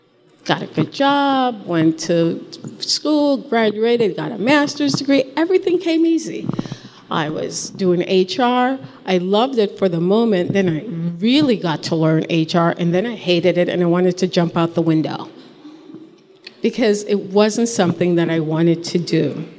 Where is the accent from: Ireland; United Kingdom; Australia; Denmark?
Ireland; I'm a mom, I'm dyslexic, and I'm Irish.